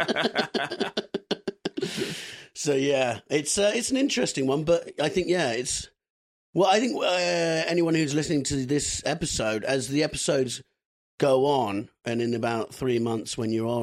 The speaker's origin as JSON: {"language": "English", "country": "United Kingdom", "tie": "born or raised there", "said": "as a British kid"}